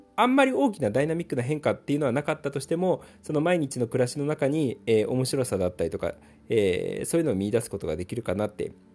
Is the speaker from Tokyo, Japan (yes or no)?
no; Gifu, Japan; 僕、岐阜出身なんですけれども